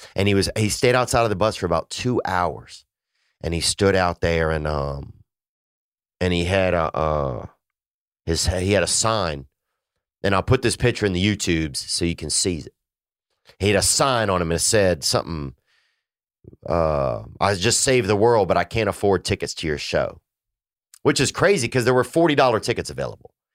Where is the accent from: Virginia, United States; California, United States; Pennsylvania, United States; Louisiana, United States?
Louisiana, United States; moved away; my family in Louisiana. Um, you know, I miss uh, I miss my hometown some